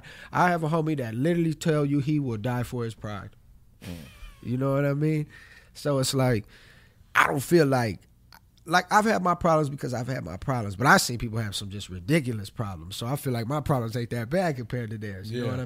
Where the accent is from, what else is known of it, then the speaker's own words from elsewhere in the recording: Los Angeles, California, United States; Yeah, I'm from Los Angeles.